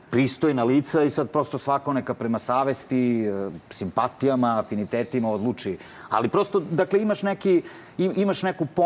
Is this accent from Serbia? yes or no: yes; Paraćin, Pomoravlje District, Serbia; ja sam iz Paraćina